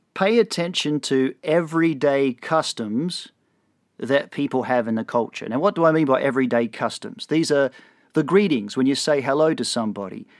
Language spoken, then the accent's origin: English; Australia; moved away as an adult; now in Texas, United States; I'm Australian